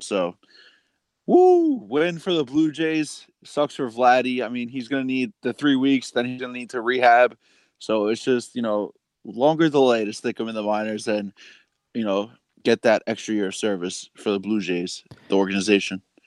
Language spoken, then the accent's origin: English; New York City, New York, United States; we're both from Queens